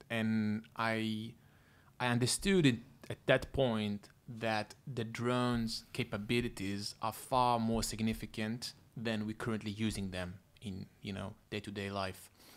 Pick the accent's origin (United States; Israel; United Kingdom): Israel; Tel Aviv, Tel Aviv District; moved away as an adult; also born or lived in Toronto, Canada; I'm originally from Israel. Grew up in, uh, in Tel Aviv most of my life.